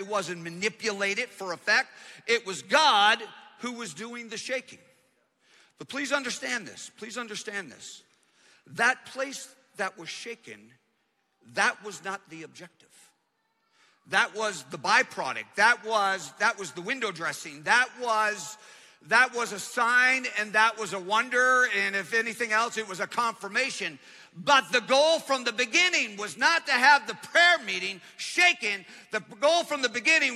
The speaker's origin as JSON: {"language": "English", "country": "Canada", "tie": "born or raised there", "moved": "yes", "said": "I grew up in Canada"}